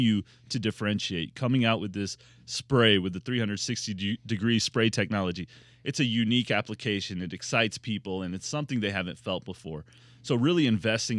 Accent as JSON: {"language": "English", "town": "Louisville", "region": "Kentucky", "country": "United States", "tie": "born or raised there", "said": "I grew up in Louisville, Kentucky, which is bourbon land"}